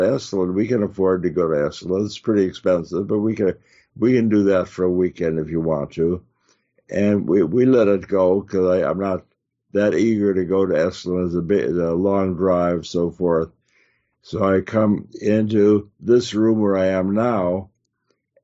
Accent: Chicago, Illinois, United States; moved away; where I grew up in Chicago

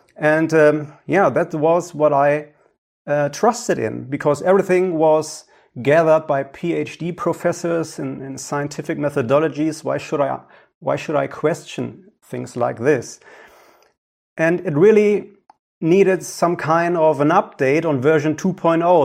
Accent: Ruhr area, North Rhine-Westphalia, Germany; English is a second language; my hometown here in the Ruhrgebiet in Germany.

